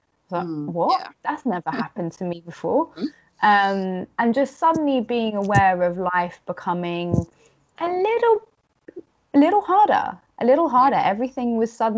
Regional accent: London, United Kingdom; I'd say London

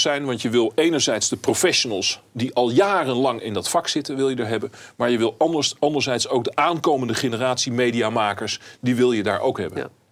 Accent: Netherlands; wij als Nederlanders

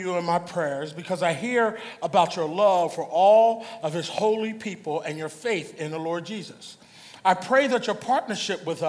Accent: Philadelphia, Pennsylvania, United States; back in the neighborhood where I grew up in Philly

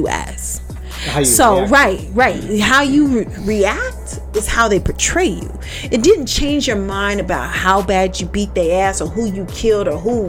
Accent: Las Vegas, Nevada, United States; I'm from Vegas, yeah.

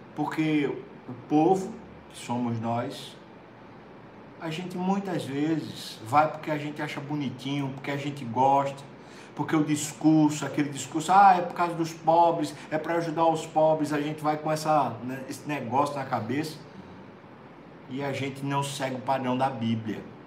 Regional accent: Brazil; como brasileiro

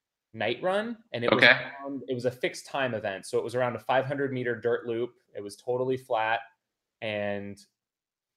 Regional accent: Phoenix, Arizona, United States; I grew up in Phoenix, Arizona

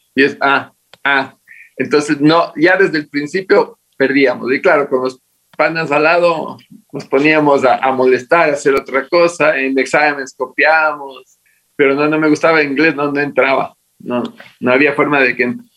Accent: Latacunga, Cotopaxi, Ecuador; moved away as an adult; also born or lived in Maryland, United States; now in Quito, Ecuador; A la edad de dos años me trajeron obligado, no tenía voz ni voto, a la ciudad de La Tacunga. Y ahí, y ahí me crié hasta los 18

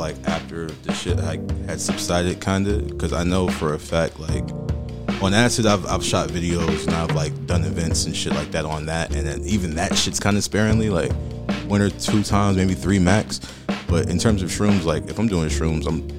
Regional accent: Boston, Massachusetts, United States; I'm originally from Boston, Massachusetts.

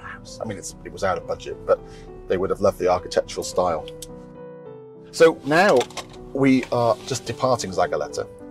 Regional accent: United Kingdom; now in Spain; I'm British

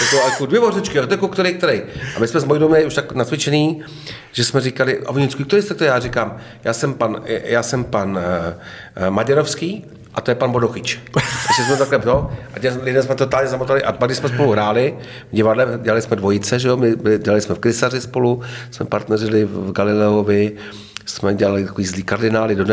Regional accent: Hradec Králové, Hradec Králové Region, Czechia; já říkám, no, já jsem z Hradce Králové, že jo

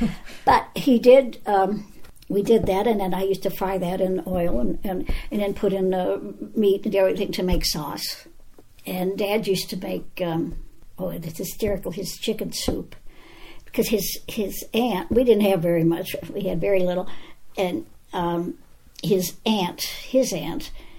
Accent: Charleroi, Pennsylvania, United States; Charleroi, Pennsylvania.

